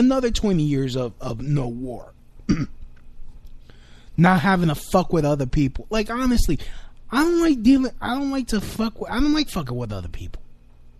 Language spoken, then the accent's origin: English; Puerto Rico; I'm an American. I'm a dark-skinned Puerto Rican.